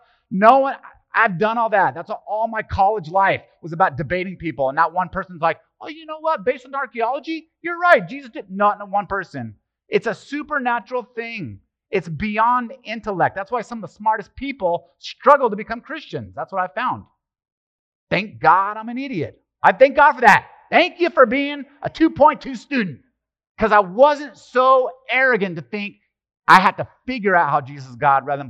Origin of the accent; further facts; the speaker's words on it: Italy; born there; Well, it's just my family. I was born in Italy and all Italians.